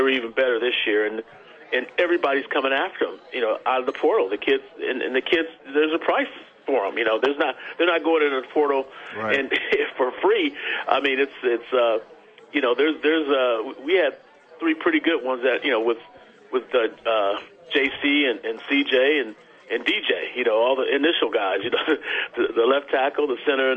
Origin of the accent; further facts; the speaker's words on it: Los Angeles, California, United States; I'm a L.A. guy